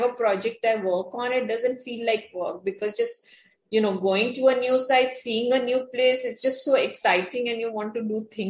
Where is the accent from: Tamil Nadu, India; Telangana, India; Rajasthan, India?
Rajasthan, India; since I was from Rajasthan